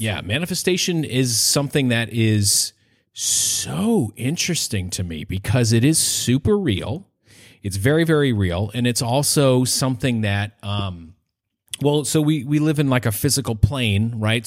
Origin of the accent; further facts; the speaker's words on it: Maine, United States; I'm a trombone player and I'm from Maine